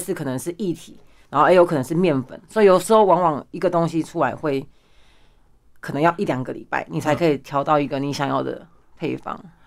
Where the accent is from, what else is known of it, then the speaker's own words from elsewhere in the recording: Pingtung County, Taiwan; moved away as an adult; now in Taoyuan, Taiwan; 我来自屏东，但是我现在住在桃园